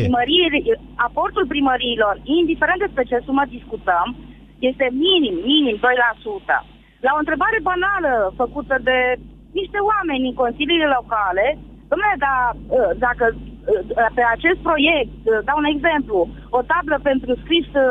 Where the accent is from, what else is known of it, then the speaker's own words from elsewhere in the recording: Galați, Galați County, Romania; eu nu sunt din Craiova, sunt din Galați